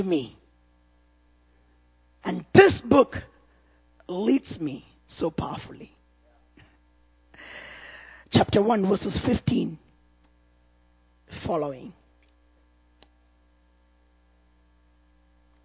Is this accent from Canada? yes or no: no; India; from India.